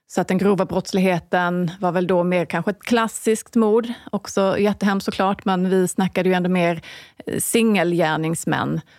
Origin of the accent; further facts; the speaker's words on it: Falsterbo, Skåne, Sweden; now in Stockholm, Sweden; då pratar jag liksom Falsterbo, där jag kommer ifrån